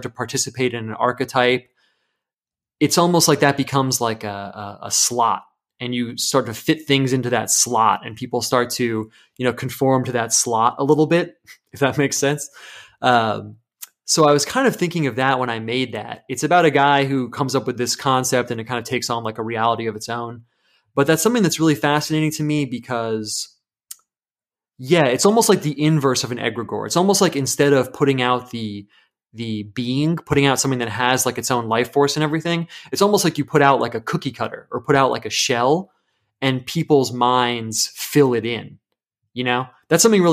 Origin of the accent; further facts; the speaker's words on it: United States; I'm American.